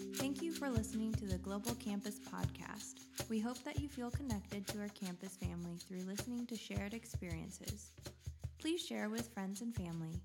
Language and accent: English; Southern California, United States; moved away as an adult; also born or lived in Virginia; I grew up in Southern California.